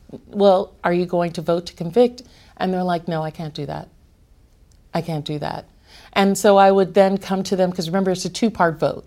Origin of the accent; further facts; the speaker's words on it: New York City, New York, United States; I grew up in Brooklyn